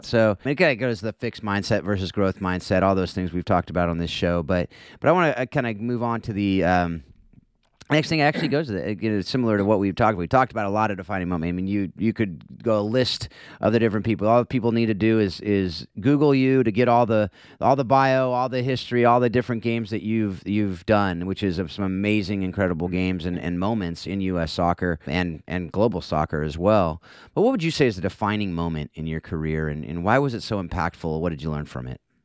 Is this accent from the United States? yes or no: yes; Southern California, United States; I'm a Northern California guy, born and raised in SoCal